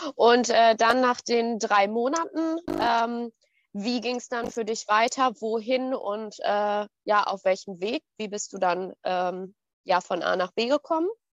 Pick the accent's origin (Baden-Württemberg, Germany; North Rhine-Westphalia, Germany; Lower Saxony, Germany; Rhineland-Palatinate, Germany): North Rhine-Westphalia, Germany; Ruhr area, near Dortmund; ich komme auch aus dem Pott. Also ich bin so zwischen äh, Pott und Sauerland. Nichts Halbes und nichts Ganzes, ja. Ähm, Nähe von Dortmund.